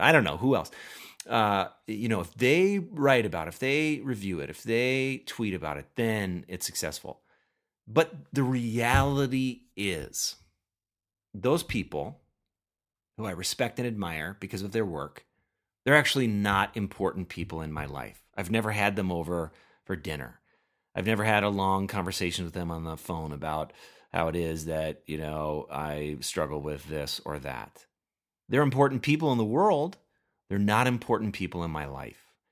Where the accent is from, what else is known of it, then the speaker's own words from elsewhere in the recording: Minnesota, United States; I am from Minnesota